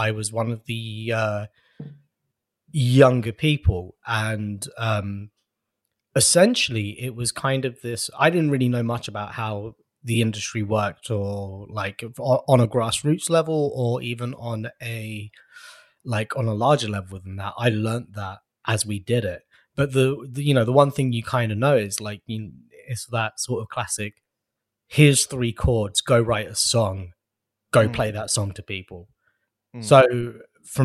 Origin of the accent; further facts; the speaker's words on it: London, United Kingdom; I am from and born and raised in London